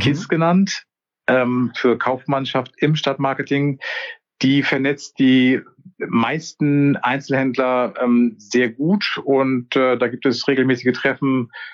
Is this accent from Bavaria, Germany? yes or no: no; Kiel, Schleswig-Holstein, Germany; moved away as an adult; also born or lived in Walsrode; ich komme ursprünglich aus Kiel